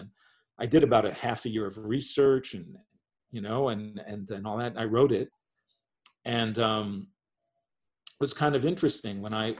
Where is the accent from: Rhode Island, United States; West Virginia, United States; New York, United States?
New York, United States; New York City; also born or lived in Paris; And I grew up in New York.